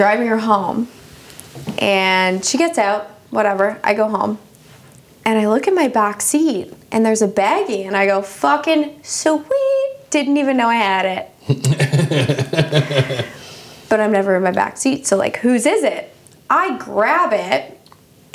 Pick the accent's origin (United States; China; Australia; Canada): Canada; We're all Canadian.